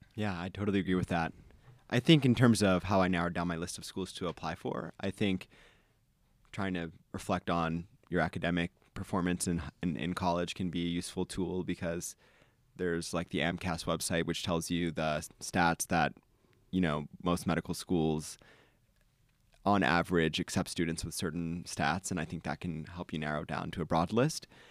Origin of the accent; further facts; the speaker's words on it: East Coast, United States; moved away as an adult; now in Ann Arbor, United States; I grew up on the East Coast